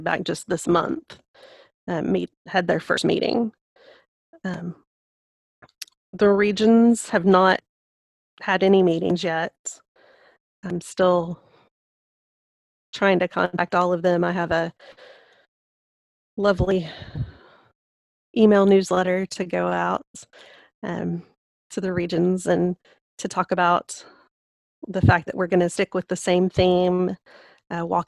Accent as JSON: {"language": "English", "town": "Lubbock", "region": "Texas", "country": "United States", "tie": "born or raised there", "also_born_or_lived": "Memphis", "moved": "as an adult", "said": "I grew up in Lubbock, Texas"}